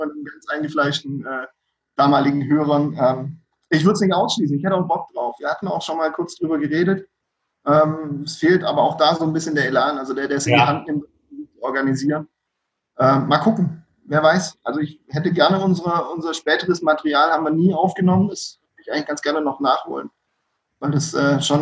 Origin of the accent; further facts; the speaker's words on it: Donzdorf, Baden-Württemberg, Germany; Ich, ich komme ursprünglich eigentlich auch aus der Ecke um Donsdorf.